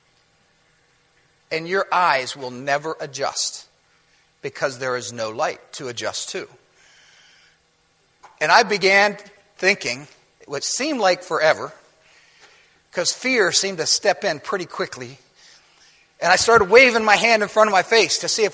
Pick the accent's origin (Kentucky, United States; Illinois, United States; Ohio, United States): Ohio, United States; moved away; also born or lived in Virginia; I grew up in Ohio